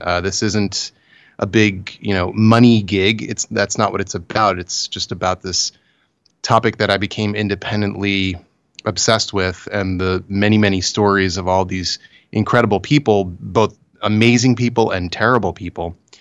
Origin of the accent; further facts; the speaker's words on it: United States; I'm very American